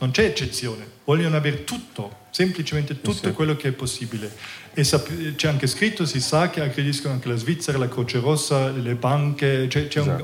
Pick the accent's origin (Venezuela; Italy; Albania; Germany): Germany; Italian is a second language; moved away as an adult; now in Ticino, Switzerland; sono cresciuto in Germania, ehm, sono venuto in Ticino